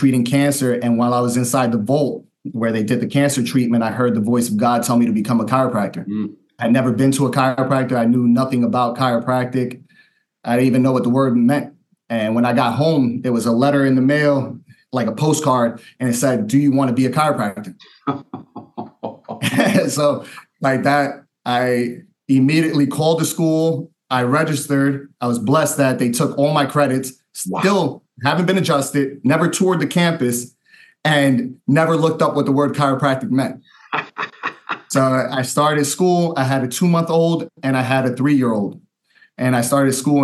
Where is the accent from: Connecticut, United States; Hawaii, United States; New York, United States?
New York, United States; Yonkers; also born or lived in Queens, New York; now in Cocoa, United States; So I was born in New York, in Queens, New York. I was raised in Yonkers, New York, so right around the Bronx.